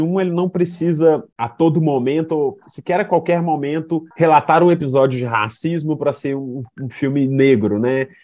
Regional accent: Contagem, Minas Gerais, Brazil; Eu, Maurílio e o André viemos da periferia de Contagem. André do bairro Amazonas, eu do Milanês

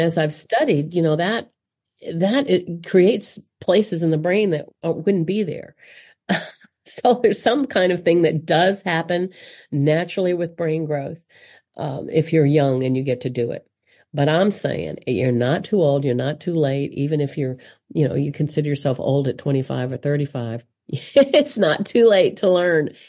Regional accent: South Carolina, United States; I'm obviously American from South Carolina and on the East Coast

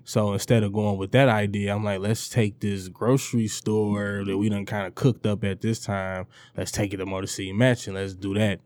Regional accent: Detroit, Michigan, United States; the East Sider

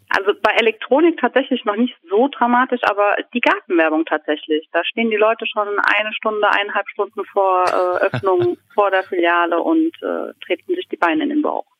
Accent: Aschaffenburg, Bavaria, Germany; moved away as an adult; also born or lived in Viersen; now in Lower Rhine, Germany; Also ich stamme aus Aschaffenburg und bin 2000 zwölf nach Viersen zu meinem Mann gezogen

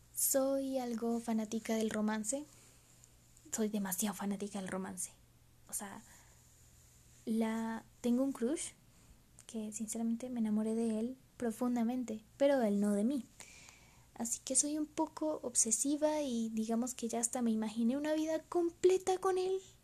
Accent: Colombia; Soy de Colombia. Eh, quizás no se me note un poquito el acento

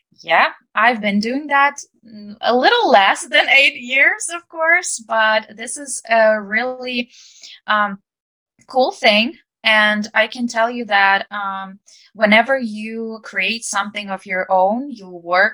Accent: Ukraine; English is a second language; I'm an English teacher and I'm from Ukraine

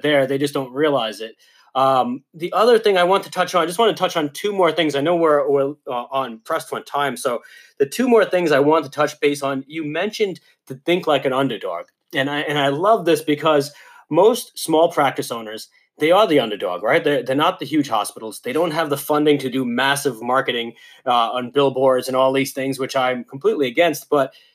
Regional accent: New York, United States; Growing up in New York

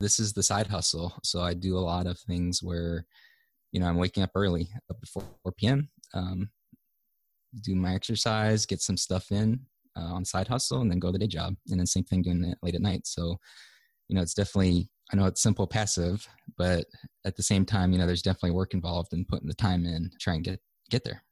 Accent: Hawaii, United States; moved away as an adult; grew up and was, was born and raised in Hawaii

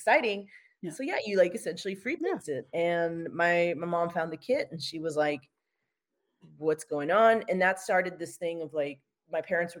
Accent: United States; I'm American

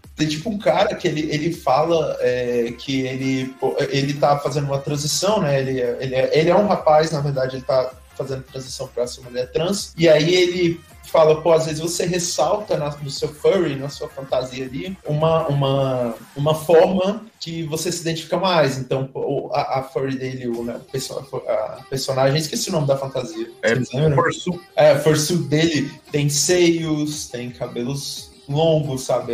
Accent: Brasília, Federal District, Brazil; nós somos de Brasília

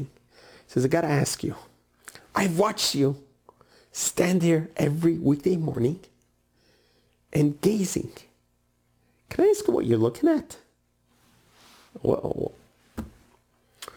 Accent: New York City, New York, United States; Where I grew up in Brooklyn, New York, there was a neighborhood called Borough Park

